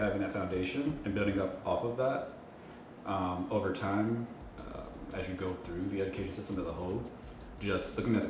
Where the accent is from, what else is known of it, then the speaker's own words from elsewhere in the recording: Milwaukee, Wisconsin, United States; moved away as an adult; also born or lived in Madison; we're both from Wisconsin, grew up in Milwaukee as well, but I lived in Madison, which is the other big city in Wisconsin.